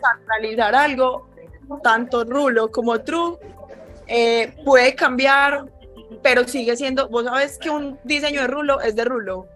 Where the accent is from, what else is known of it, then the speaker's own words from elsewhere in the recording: Medellín, Antioquia, Colombia; also born or lived in New York; Yo nací en Nueva York, pero toda la vida he vivido acá en Medellín.